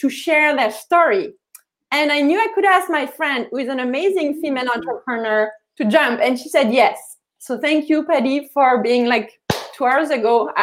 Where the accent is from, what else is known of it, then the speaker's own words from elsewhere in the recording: Paris, Île-de-France, France; moved away as an adult; now in Canada; I'm from Paris